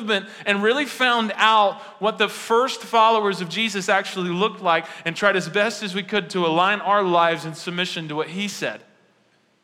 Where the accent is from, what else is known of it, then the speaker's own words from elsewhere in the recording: United States; I'm an American